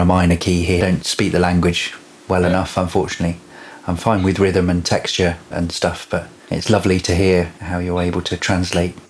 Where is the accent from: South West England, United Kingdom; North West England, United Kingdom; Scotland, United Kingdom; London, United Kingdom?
South West England, United Kingdom; Devon; I grew up in Devon, so I saw lots of stars as a child.